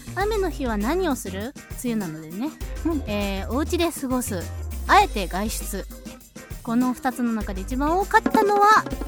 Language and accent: Japanese; Aichi, Japan; 愛知県出身